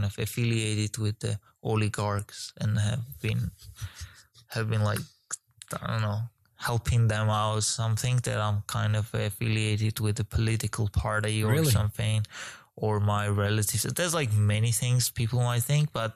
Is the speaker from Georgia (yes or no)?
yes; Georgia; moved away; also born or lived in Ukraine; I'm originally from Georgia.